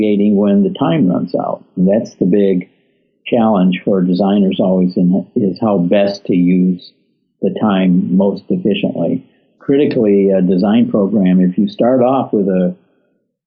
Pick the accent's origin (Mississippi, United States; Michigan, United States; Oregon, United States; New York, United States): Michigan, United States; a small town outside of Detroit; I grew up in a small town outside of Detroit. I was born in Detroit, but my dad bought a farm out in a little town.